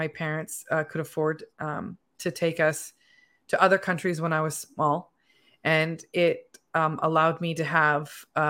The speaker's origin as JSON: {"language": "English", "country": "United States", "said": "There are certain privileges that definitely come from being born in America, because as an American, we are allowed to travel to a lot of different countries."}